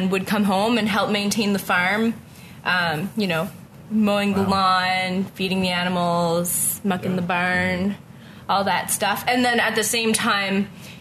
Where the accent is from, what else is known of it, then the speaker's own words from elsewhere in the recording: Ottawa, Ontario, Canada; moved away as an adult; also born or lived in Kanata / Waupoos Family Farm; now in Halifax, Canada; I am born and raised in Ottawa.